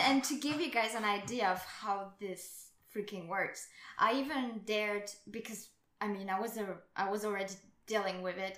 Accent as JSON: {"language": "English", "country": "France", "said": "I come from France"}